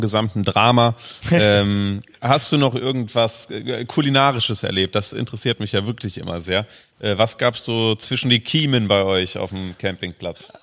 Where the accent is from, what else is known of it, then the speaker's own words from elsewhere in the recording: Frankfurt area, Hesse, Germany; also born or lived in Babenhausen / Aschaffenburg / Berlin; now in Cologne, Germany; ich komme ja so aus dem Raum Frankfurt, so. Ähm, ich habe da in Babenhausen lange gelebt und in Aschaffenburg